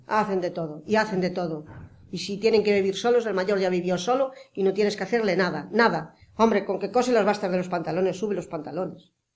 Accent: Pontevedra, Galicia, Spain; Yo nací en Pontevedra, pero nací a dos kilómetros de Pontevedra. Pero mis padres tenían muchísimas fincas y muchísimos animales

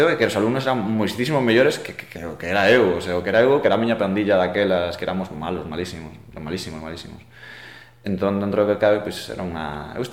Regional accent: Pontevedra, Galicia, Spain; also born or lived in Lugo / Palas de Rei; a Pontevedra cheguei con nove meses, entón casi casi ah. casi casi si, sí, eu son de Palas de Rei, uh -huh. aí da aí en Lugo. Non nacín en Palas, nacín en Lugo

